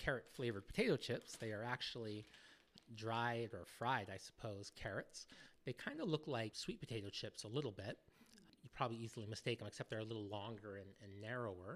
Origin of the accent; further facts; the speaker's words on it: United States; now in United Kingdom; I grew up in the States